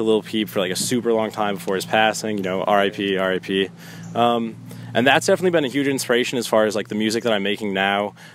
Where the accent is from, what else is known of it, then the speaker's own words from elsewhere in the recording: Shaker Heights, Ohio, United States; I went to Shaker, and I've like lived and grown up in Shaker my entire life.